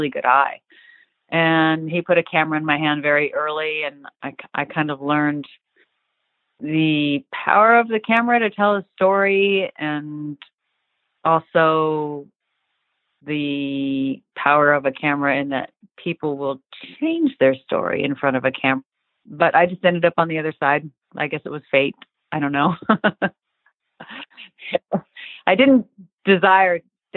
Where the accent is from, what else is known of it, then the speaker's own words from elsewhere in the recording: Orinda, California, United States; I grew up in Northern California, a town called Orinda